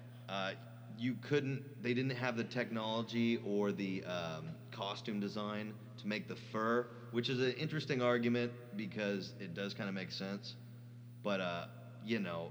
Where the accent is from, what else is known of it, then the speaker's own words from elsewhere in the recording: Pacific Northwest, United States; being as we are from the Pacific Northwest